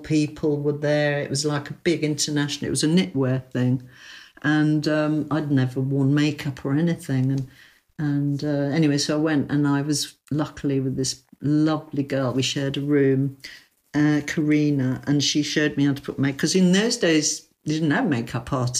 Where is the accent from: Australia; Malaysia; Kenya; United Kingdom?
United Kingdom; London; I lived in Chelsea. I was brought up in King's Row, you know, in King's Row, basically. It's my street